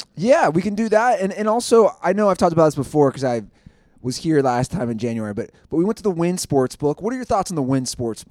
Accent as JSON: {"language": "English", "town": "Los Angeles", "region": "California", "country": "United States", "tie": "born or raised there", "said": "the Los Angeles Rams, my hometown city"}